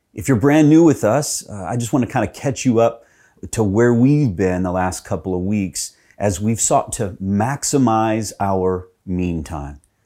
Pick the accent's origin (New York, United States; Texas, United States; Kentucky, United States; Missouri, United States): Texas, United States; when I was growing up in Texas